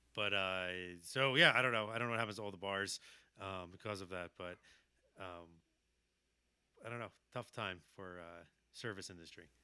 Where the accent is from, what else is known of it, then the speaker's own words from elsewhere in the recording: Philadelphia, Pennsylvania, United States; born and raised in Philadelphia